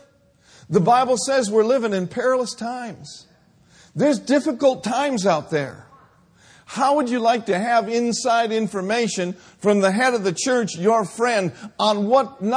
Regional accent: Minneapolis, Minnesota, United States; moved away; I grew up in Minneapolis, Minnesota.

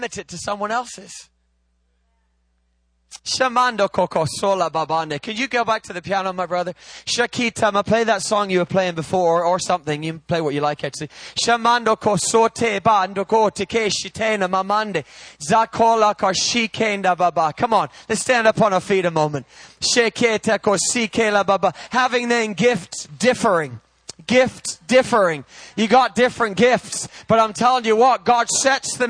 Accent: England, United Kingdom; I'm English

